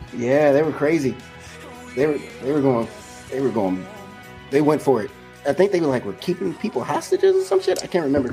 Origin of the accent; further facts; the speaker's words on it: Chicago, Illinois, United States; We're from Chicago